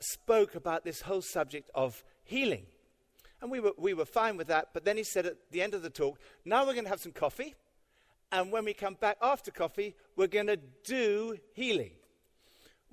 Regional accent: United Kingdom; we're British

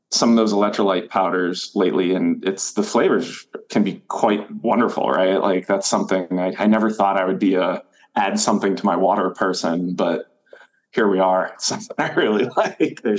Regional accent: Maine, United States; So I moved back to Maine recently. I'm from Maine, moved away for a little over a decade, and now I'm back.

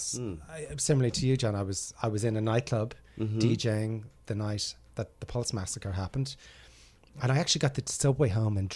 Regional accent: Ireland; moved away as an adult; now in New York, United States; when I was a kid growing up in Ireland

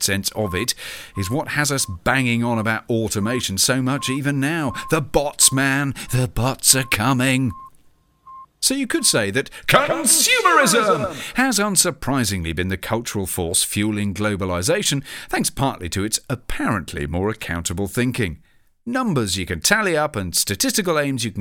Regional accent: United Kingdom; my home country of the UK

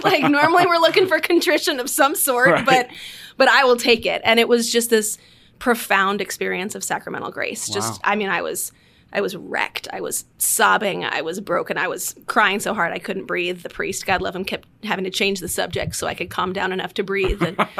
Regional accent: Washington, D.C. area, United States; I grew up outside D.C.

